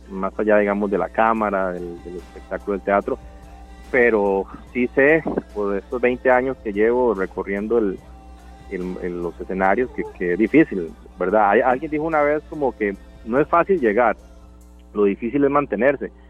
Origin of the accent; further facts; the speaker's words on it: Puntarenas, Costa Rica; Yo crecí en el Cocal, en el, Cocal, de Punta Arenas, ajá, en el Cocal, a la par de un muelle.